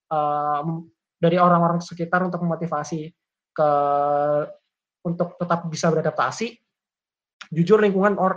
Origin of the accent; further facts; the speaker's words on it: Kediri, East Java, Indonesia; Seperti misal kalau aku dari Kediri, misal masuk uh, ke UI, ya mungkin aku cari teman-teman yang Jawa Timur juga